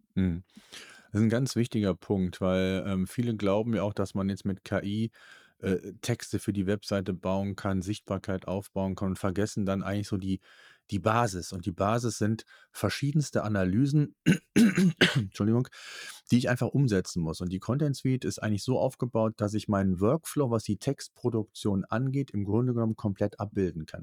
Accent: Cologne, North Rhine-Westphalia, Germany; Es ist so diese Mentalität, wie die bei uns in Köln so ist

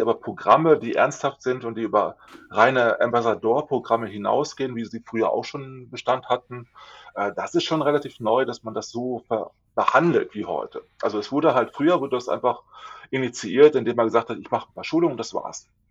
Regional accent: Lower Saxony, Germany; Ich komme aus Niedersachsen nicht weit, luftlinienmäßig von euch entfernt

